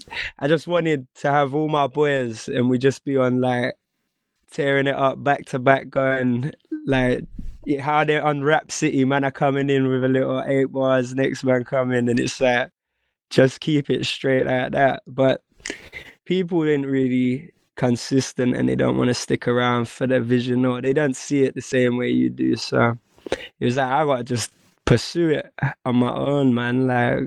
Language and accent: English; Northampton, East Midlands, United Kingdom; when you're like the minority in Northampton's, it's not even, the percentage is crazy